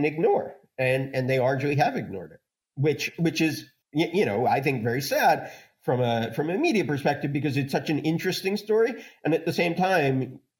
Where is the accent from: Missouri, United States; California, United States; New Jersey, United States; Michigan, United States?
California, United States; Los Angeles; My hometown paper, the LA Times